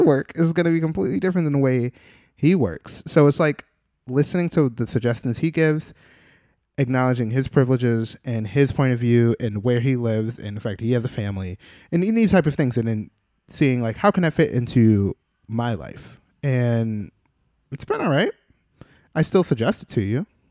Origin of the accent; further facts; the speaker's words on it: Midwest, United States; now in New York, United States; I'm born and raised in the Midwest